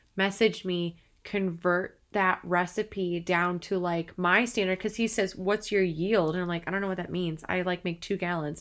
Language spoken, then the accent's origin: English; Madison, Wisconsin, United States; moved away; I'm originally from Wisconsin.